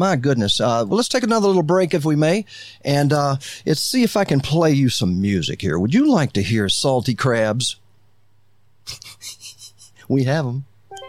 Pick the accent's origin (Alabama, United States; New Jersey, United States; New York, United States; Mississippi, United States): Alabama, United States; now in Florida Keys, United States; I'm from Alabama